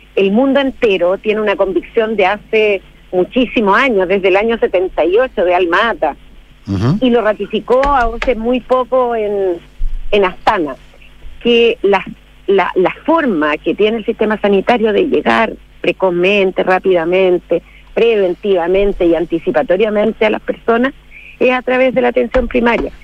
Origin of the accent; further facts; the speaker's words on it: Rengo, O'Higgins, Chile; yo soy de Rengo